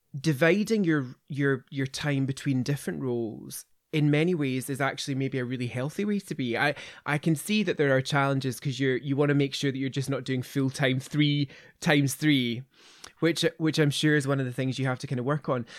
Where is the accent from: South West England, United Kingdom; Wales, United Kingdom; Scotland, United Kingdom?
Scotland, United Kingdom; Kirkintilloch; I grew up in Kirkendilloch